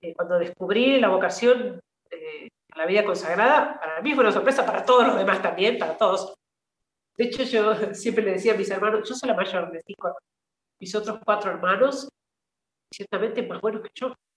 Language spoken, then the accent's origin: Spanish; Mercedes, San Luis, Argentina; moved away as an adult; also born or lived in Syria; soy de un una ciudad, un pueblo del centro del país, de provincia Mercedes, provincia de San Luis.